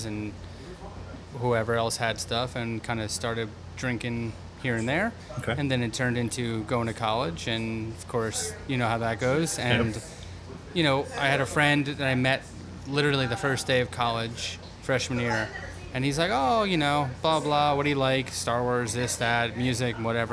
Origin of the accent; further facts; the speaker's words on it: New Jersey, United States; I grew up in North Jersey, went to college in North Jersey